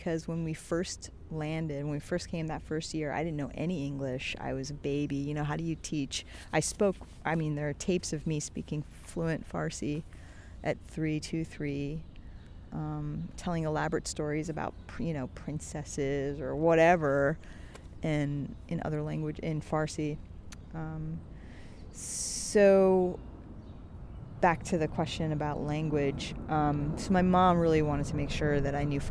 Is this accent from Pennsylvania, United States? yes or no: yes; Philadelphia, Pennsylvania, United States; also born or lived in Tehran, Iran / Cherry Hill, New Jersey; now in New York, United States; I grew up in Philadelphia, in Morton, Pennsylvania, and then in Chester, Pennsylvania